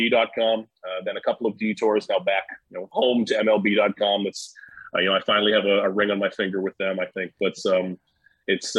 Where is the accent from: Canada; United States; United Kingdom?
Canada; New Glasgow, Nova Scotia; moved away; also born or lived in Halifax, Nova Scotia; Born near Halifax, a town called New Glasgow